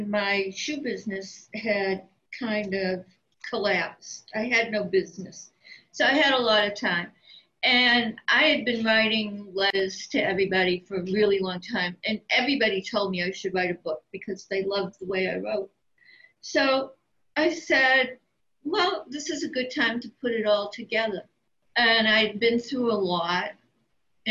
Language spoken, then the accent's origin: English; Hopedale, Massachusetts, United States; When I was very young, I came from Hopedale, Massachusetts.